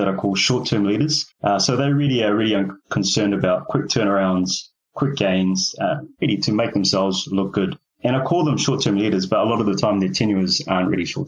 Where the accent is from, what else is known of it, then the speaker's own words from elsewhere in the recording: New Zealand; also born or lived in Fiji; I was born in Fiji Islands. I've been raised in New Zealand